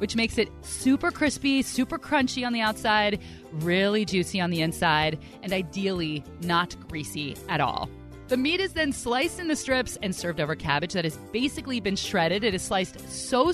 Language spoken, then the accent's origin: English; Bay Area, California, United States; growing up in the Bay Area, we had a restaurant called Coco's